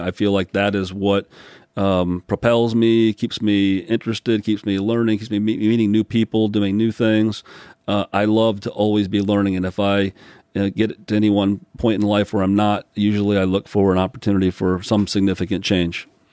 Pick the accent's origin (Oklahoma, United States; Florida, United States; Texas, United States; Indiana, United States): Indiana, United States; South Bend; also born or lived in Newport News, Virginia / upstate New York / Bloomington, Indiana; South Bend, Indiana, which is where I spent most of my growing up years, Mishawaka, South Bend